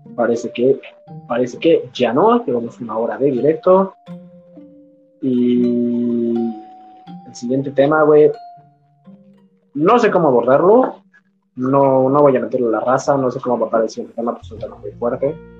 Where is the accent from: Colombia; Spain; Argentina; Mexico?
Mexico; soy, soy mexicano